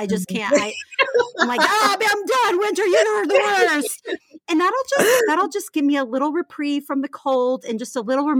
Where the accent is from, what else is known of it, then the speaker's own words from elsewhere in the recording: Houston, Texas, United States; moved away as an adult; also born or lived in Austin, United States / Los Angeles, United States; now in Charlottesville, United States; We're from Houston.